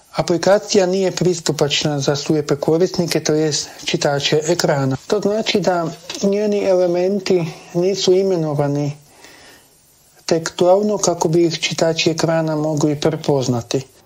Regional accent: Croatia

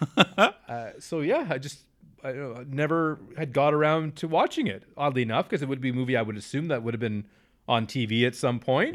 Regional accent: Canada; we are Canadian

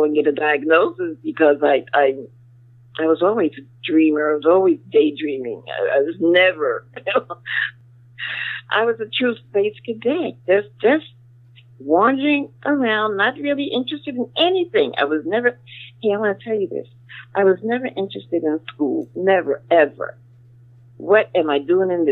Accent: New York, United States; Born and raised in New York

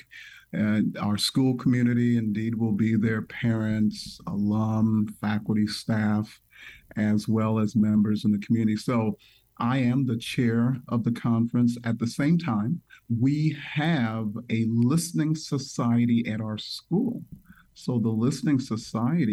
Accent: Toledo, Ohio, United States; also born or lived in Nigeria / California / Indiana; I was born in Nigeria. I came to the United States at the age of four. So I grew up in Toledo, Ohio

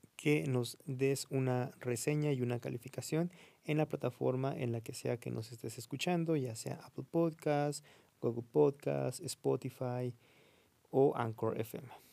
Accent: Mexico; aquí en México

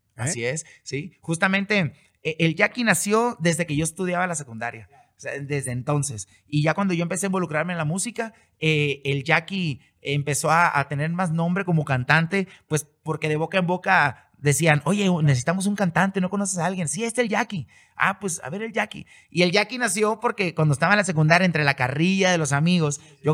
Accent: Mazatlán, Sinaloa, Mexico; yo nací y crecí y he vivido toda mi vida en Mazatlán

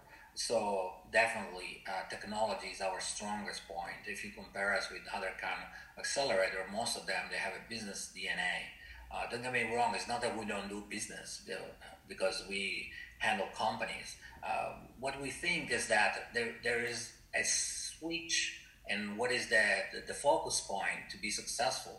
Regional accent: Italy; moved away as an adult; now in Shanghai, China; I'm from Italy

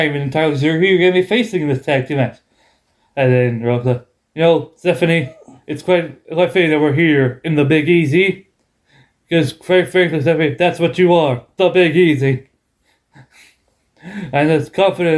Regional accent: England, United Kingdom

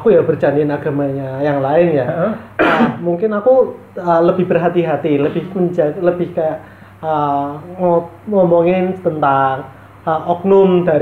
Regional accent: Surabaya, East Java, Indonesia; Saya saya diam sebagai orang Surabaya.

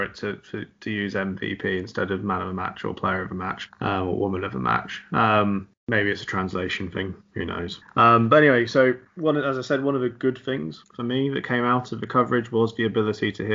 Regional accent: England, United Kingdom; as an English British person

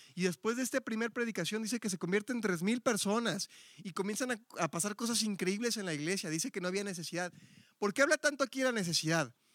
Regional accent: Mexico City, Mexico; now in Guadalajara, Mexico; Yo soy Ciudad de México

